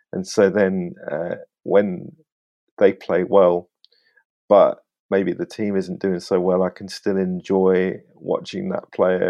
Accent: Northampton, East Midlands, United Kingdom; I was born in the Barrett maternity in Northampton.

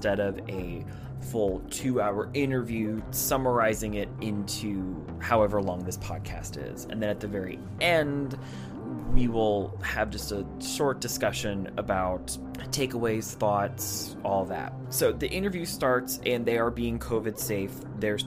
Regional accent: United States; I am an American

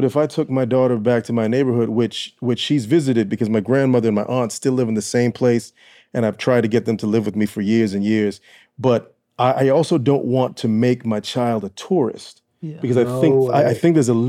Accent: Orlando, Florida, United States; also born or lived in Columbus, Georgia; I'm from Orlando, Florida. I was born in Columbus, Georgia. At 3 months, I guess I was moved, because I don't remember it, of course, to Orlando. I was raised by my grandmother

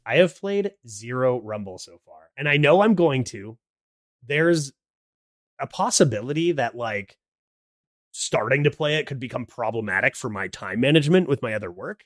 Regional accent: Canada; I am Canadian. I live in Canada.

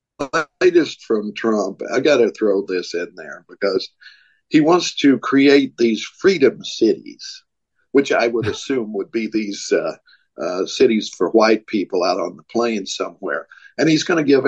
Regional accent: Tennessee, United States; I was born in Tennessee

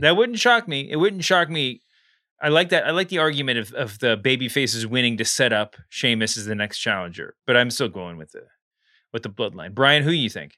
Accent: Texas, United States; I grew up in Texas

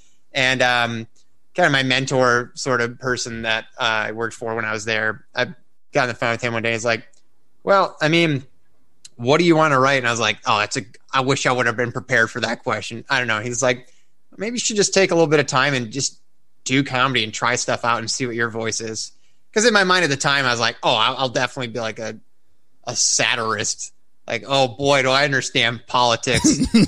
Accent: Oregon, Illinois, United States; born or raised there

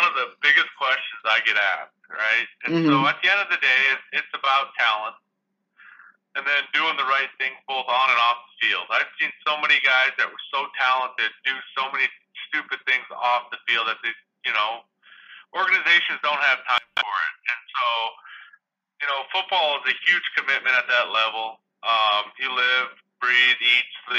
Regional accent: Chester, Montana, United States; moved away; I grew up in Liberty County, which is, hell, there's maybe 1,100 people there

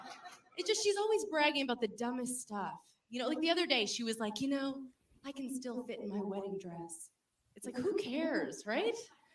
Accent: New York, United States; I lived in New York my whole life.

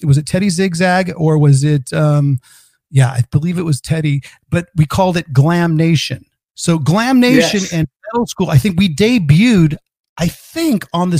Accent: Northern California, United States; I'm from Northern California too

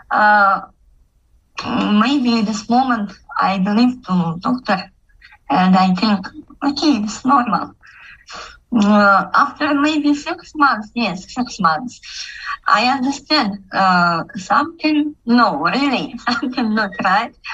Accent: Kazakhstan; English is a second language; I'm from Kazakhstan

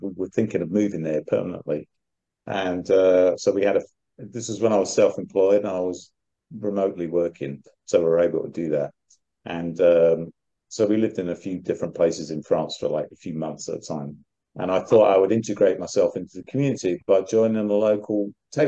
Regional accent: United Kingdom; as a Brit

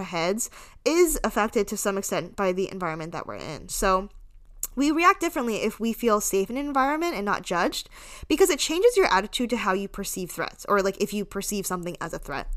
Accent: United States; I was born in America, so this is kind of all I've ever known

